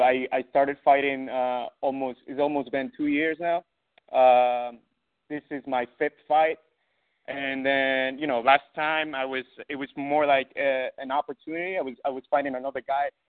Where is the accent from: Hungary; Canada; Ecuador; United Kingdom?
Ecuador; now in New York, United States; I had some altercations back in my country. I'm from Ecuador.